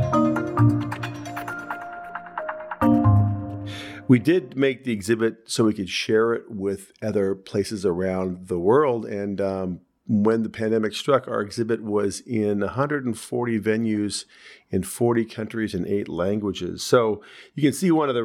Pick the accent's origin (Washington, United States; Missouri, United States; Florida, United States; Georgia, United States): Washington, United States; Seattle; moved away as an adult; I grew up in Seattle, Washington, and went to a place called Lakeside High School